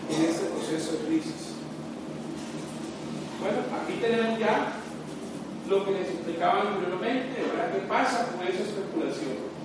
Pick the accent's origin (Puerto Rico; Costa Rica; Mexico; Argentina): Costa Rica